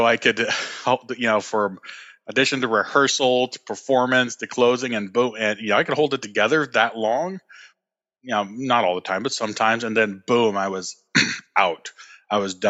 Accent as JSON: {"language": "English", "region": "California", "country": "United States", "moved": "as an adult", "said": "I'm originally from California"}